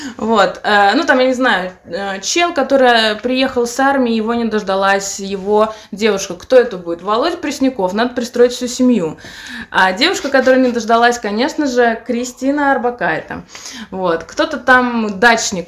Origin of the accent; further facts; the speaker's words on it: Samara, Samara Oblast, Russia; moved away; Это город Самарской области, откуда я родом, но я из Самары